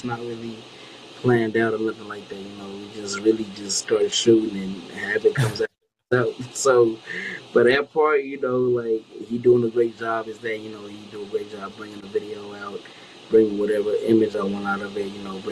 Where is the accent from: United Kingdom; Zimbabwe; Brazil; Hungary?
Zimbabwe; I'm from Zimbabwe